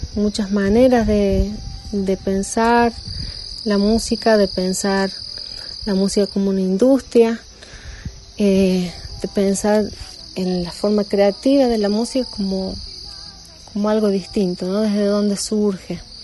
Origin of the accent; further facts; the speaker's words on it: La Rioja, Argentina; now in Alta Gracia, Argentina; de La Rioja, pero eh, eh, mandando este audio desde Altagracia